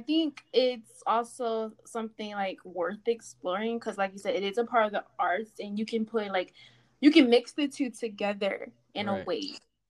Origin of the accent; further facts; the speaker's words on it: Miami, Florida, United States; because like I said, I'm from Miami, Florida. The work ethic down here is, I feel as if it's very scammy, fraudulent.